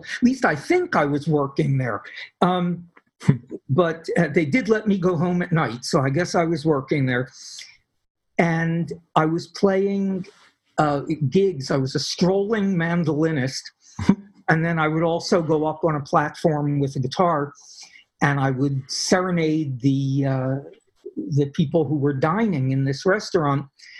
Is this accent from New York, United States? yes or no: no; Philadelphia, Pennsylvania, United States; I came from Philadelphia, where there was no doubt if you were in a ghetto, if you were in a really dangerous area, you knew it.